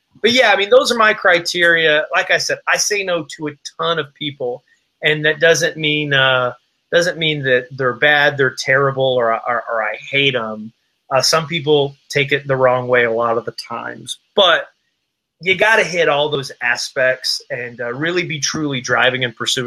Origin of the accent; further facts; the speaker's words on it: Appalachian Mountains, Southwest Virginia, United States; I was born and raised in the Appalachian Mountains, Southwest Virginia, near the Cumberland Gap